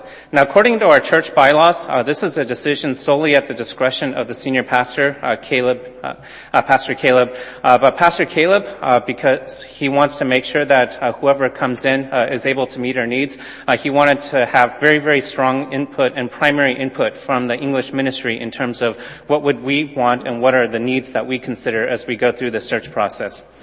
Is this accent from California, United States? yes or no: yes; Southern California, United States; moved away; I grew up in Southern California